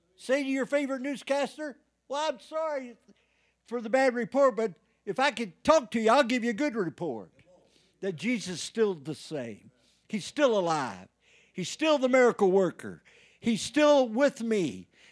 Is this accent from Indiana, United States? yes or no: yes; Indiana, United States; moved away; I went home back in Indiana